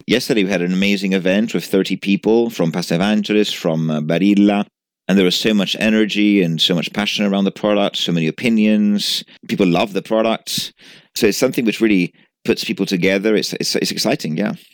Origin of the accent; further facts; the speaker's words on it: Genoa, Liguria, Italy; moved away as an adult; now in United Kingdom; I was born in Genova, and I lived in Genova till I was nineteen.